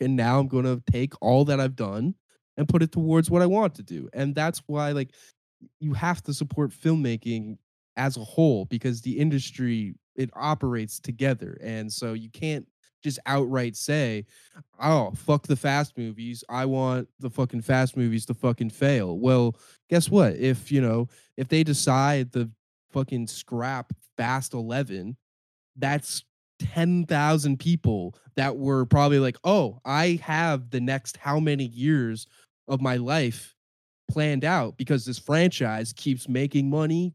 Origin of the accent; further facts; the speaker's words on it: Canada; I'm from Canada